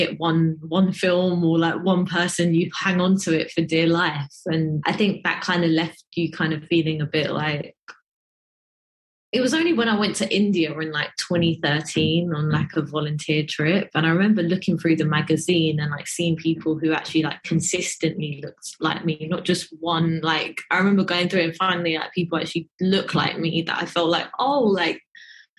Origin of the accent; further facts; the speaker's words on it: London, United Kingdom; was born and raised in East London